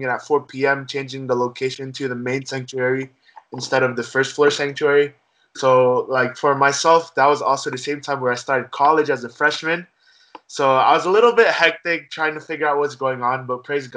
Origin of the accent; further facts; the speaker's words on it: Philadelphia, Pennsylvania, United States; also born or lived in New York / New Hampshire; ever since 2002, we've been living here, grew up in Philadelphia, love Philadelphia, my hometown.